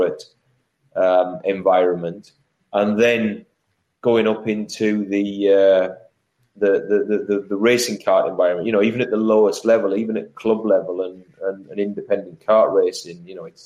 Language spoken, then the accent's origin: English; Middlesbrough, North East England, United Kingdom; I come from the Northeast. I come from Middlesbrough, from humble beginnings